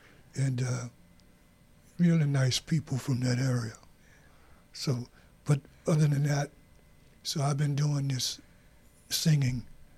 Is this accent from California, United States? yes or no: no; Raceland, Louisiana, United States; also born or lived in New Orleans; now in Minnesota, United States; Okay. Well, I'm from Raceland, Louisiana.